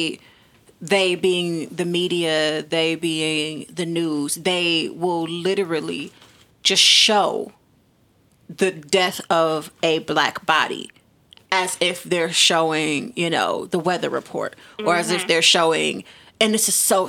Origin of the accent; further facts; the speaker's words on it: Detroit, Michigan, United States; we're from Detroit.